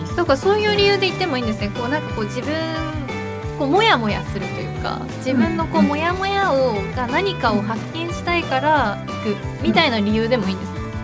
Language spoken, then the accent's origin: Japanese; Niigata, Japan; moved away; 私の実家がくっついてます。